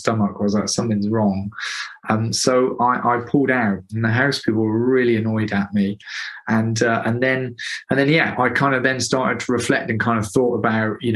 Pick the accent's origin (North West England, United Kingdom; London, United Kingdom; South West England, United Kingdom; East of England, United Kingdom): South West England, United Kingdom; Gloucester; I'm from Gloucester